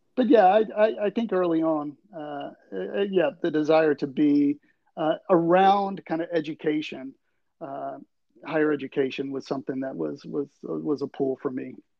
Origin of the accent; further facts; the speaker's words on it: Tuscaloosa, Alabama, United States; moved away as an adult; now in Tallahassee, United States; I am actually from right there in Tuscaloosa